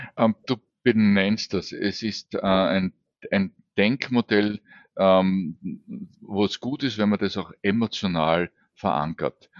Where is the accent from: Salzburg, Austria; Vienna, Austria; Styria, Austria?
Vienna, Austria; geht es mir mhm. natürlich als Wiener leichter